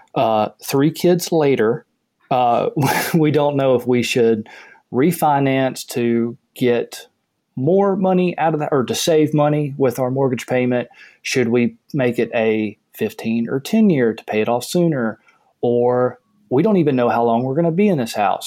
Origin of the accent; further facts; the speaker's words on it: the South, United States; I grew up in the South